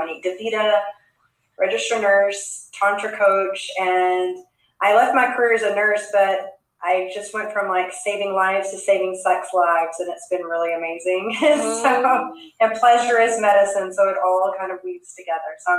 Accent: Texas, United States; I grew up in Texas

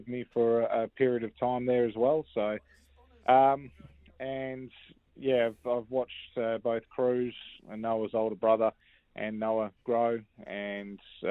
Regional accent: Western Australia, Australia; safe and sound in my home state of WA

